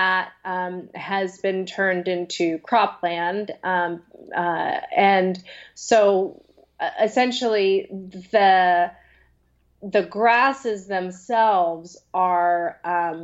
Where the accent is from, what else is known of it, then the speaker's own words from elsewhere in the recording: Western Washington, United States; now in California, United States; where I grew up in Western Washington